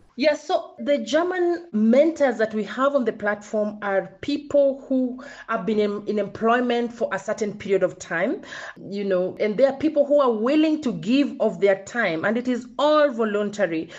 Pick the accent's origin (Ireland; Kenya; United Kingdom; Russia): Kenya; I'm born and schooled in Kenya